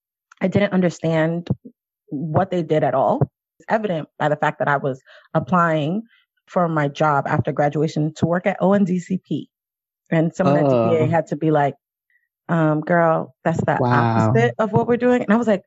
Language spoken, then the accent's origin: English; New York City, New York, United States; I grew up in Giuliani, New York City. So I was here. I was born during the time of Dinkins.